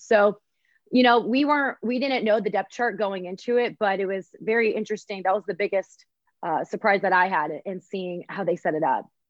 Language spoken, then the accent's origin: English; Columbus, Ohio, United States; I grew up in Columbus